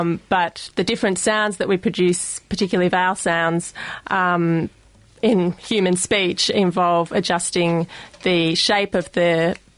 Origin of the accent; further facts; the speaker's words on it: Australia; accent: Australian; my Australian accent